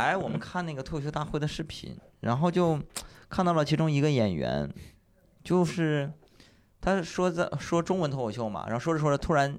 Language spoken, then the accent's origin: Chinese; Panjin, Liaoning, China; 新家也在盘锦啊，也没出来。哼，三线的一个城市，我学英英语很晚很晚，跟这些城里的孩子比，那时候在农村嘛。